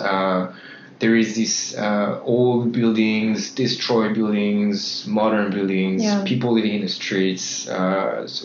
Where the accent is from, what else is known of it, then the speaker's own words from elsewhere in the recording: Nantes, Pays de la Loire, France; moved away as an adult; also born or lived in Shanghai; now in Manila, Philippines; I'm coming from Nantes in Brittany